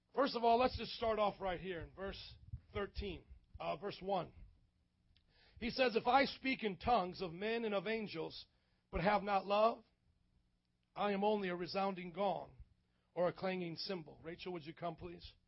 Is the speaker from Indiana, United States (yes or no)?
yes; Indiana, United States; moved away; a gringo from Indiana. Okay, I grew up in Indiana